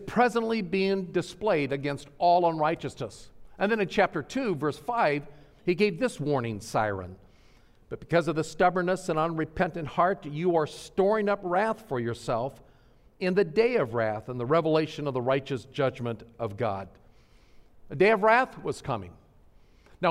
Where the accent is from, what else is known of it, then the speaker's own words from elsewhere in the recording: Nebraska, United States; moved away as an adult; growing up in Nebraska